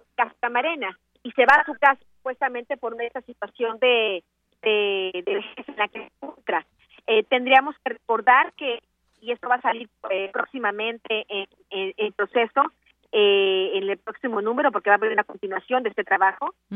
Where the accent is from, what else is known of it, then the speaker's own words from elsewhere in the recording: Mexico; como mexicanos